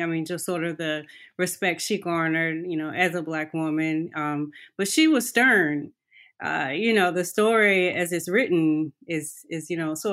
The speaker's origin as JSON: {"language": "English", "region": "North Carolina", "country": "United States", "tie": "born or raised there", "also_born_or_lived": "Goldsboro, North Carolina", "moved": "as an adult", "lives_now": "Atlanta, United States", "said": "I'm born and raised in North Carolina. I didn't move to Atlanta until I was an adult."}